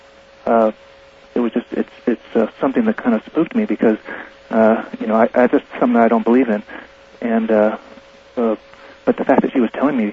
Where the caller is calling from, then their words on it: San Diego, California, United States; I'm calling from San Diego.